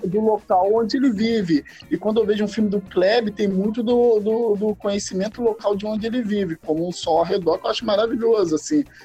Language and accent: Portuguese; Itaguaí, Rio de Janeiro, Brazil; sou do Rio de Janeiro, Itaguaí.